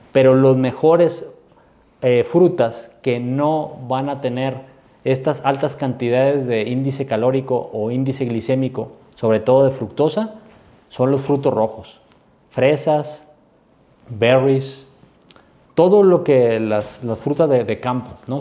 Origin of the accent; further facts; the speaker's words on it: Mexico; yo soy mexicano y amo esas tradiciones